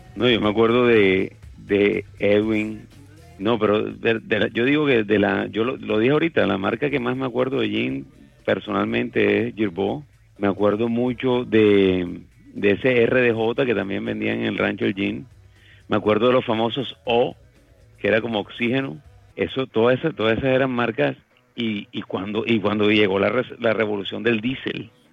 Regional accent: Barranquilla, Atlántico, Colombia; mi ciudad natal, Barranquilla

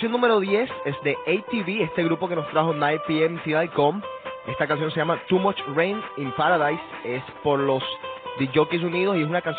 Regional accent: Barranquilla, Atlántico, Colombia; moved away; un grupo barranquillero de mi tierra, se llama

